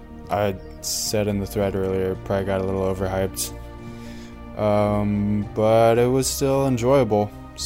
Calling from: Elkhart, Indiana, United States; I'm recording from Elkhart.

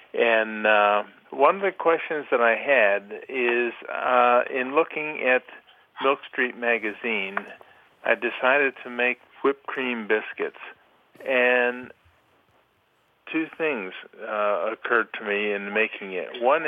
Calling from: Twinsburg, Ohio, United States; from Twinsburg, Ohio.

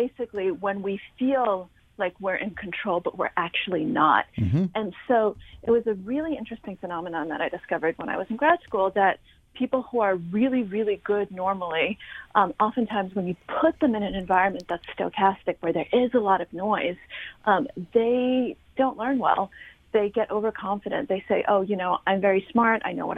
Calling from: New York, United States

